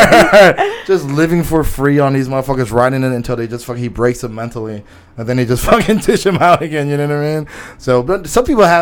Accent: United States; I grew up, I grew up fucking ratchet and shit. So I have, this vanity in me from growing up in America

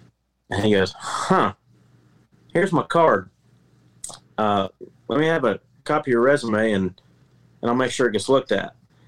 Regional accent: the Carolinas, United States; also born or lived in Memphis; I've been to St. Louis. I lived in Memphis for a little while. And I'm from the Carolinas, where we take our barbecue pretty seriously.

